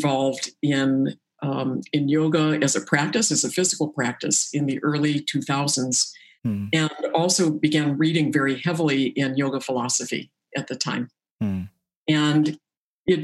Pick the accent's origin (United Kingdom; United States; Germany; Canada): United States; La Jolla, California; also born or lived in Boston; I was born in Boston, but we quickly moved to Southern California, to La Jolla